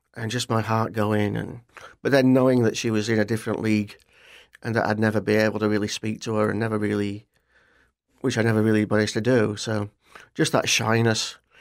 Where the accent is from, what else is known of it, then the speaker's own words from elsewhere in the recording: Barnsley, Yorkshire and the Humber, United Kingdom; moved away as an adult; also born or lived in Leicester, United Kingdom; now in Florida, United States; I grew up in a town called Barnsley